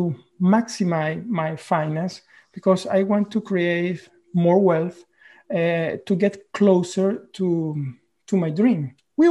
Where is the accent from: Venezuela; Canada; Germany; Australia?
Venezuela; moved away as an adult; now in Norway; I am originally from Venezuela. I have been living in Norway for the last 12 or 13 years.